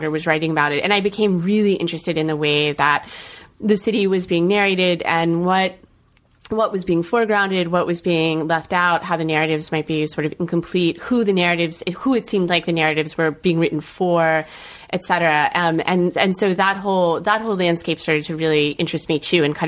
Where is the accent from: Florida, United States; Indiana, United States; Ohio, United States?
Florida, United States; Orlando; I grew up in Orlando, Florida